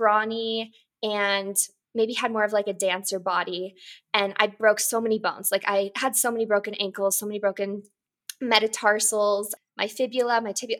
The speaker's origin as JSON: {"language": "English", "town": "Boulder", "region": "Colorado", "country": "United States", "tie": "born or raised there", "said": "I grew up in Boulder, Colorado"}